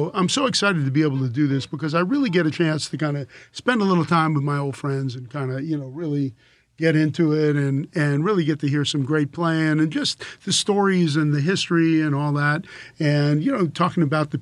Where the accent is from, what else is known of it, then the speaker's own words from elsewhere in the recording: Philadelphia, Pennsylvania, United States; moved away; I'm an East Coast guy. I'm from Philly